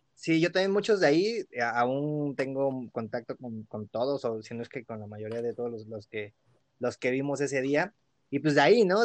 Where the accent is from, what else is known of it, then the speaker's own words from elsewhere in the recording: Mexico City, Mexico; la primera vez que, que salí de la Ciudad de México, bueno, más, más, lejos, ¿no? Porque ya había ido cerca de aquí, a Pachuca, Puebla y así.